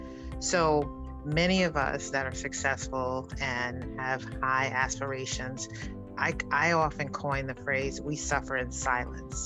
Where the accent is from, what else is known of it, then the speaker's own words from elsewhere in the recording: New York City, New York, United States; growing up in the South Bronx in Harlem